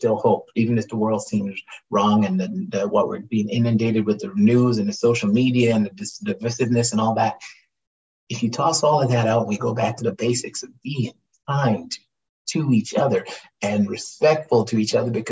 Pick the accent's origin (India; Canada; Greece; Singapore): Canada; I'm a Canadian actor that's working. I'm a Canadian actor